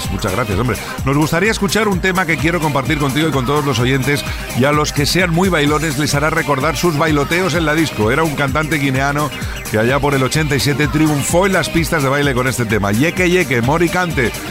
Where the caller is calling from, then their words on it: Navarre, Spain; soy … de Navarra y tanto yo como mi mujer somos unos forofos de tu programa.